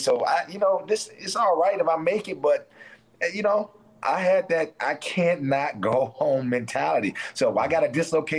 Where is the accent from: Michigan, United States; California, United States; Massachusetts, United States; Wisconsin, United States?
Michigan, United States; Detroit; I think growing up in Detroit, the environment helped me out too.